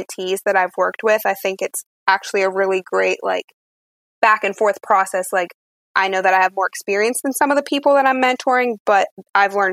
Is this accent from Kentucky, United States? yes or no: no; Altoona, Pennsylvania, United States; I'm from Altoona, Pennsylvania